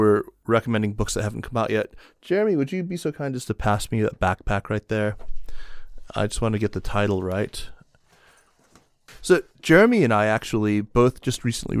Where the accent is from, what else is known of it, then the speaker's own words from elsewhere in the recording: Tucson, Arizona, United States; I understand that you've just acquired a fine property in my hometown of Tucson, Arizona.